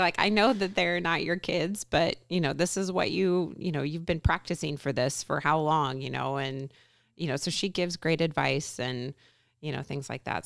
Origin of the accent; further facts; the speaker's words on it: Everett, Washington, United States; now in Covington, United States; I grew up in the Everett area, went to school there